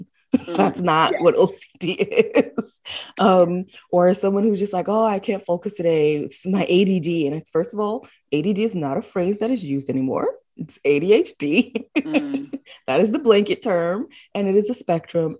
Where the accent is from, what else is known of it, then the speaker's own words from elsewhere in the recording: New York City, New York, United States; I was born and raised in the Bronx, New York